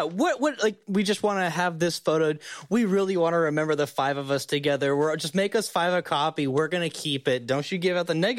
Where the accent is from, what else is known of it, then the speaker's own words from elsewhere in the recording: Fort Worth, Texas, United States; It is really cool they did it in Fort Worth. That's my hometown, my side of town.